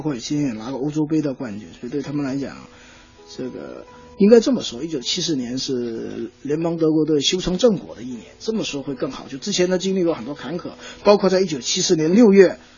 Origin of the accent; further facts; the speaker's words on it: China; 我们中国足球